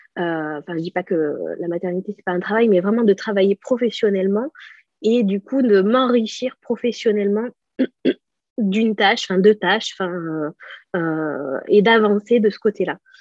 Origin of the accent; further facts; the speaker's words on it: Bort-les-Orgues, Auvergne-Rhône-Alpes, France; moved away as an adult; also born or lived in Clermont-Ferrand; now in Pau, France; je suis originaire de Bord-les-Orgues, ben, une petite ville qui est limitrophe entre euh, le, Cantal et la Corrèze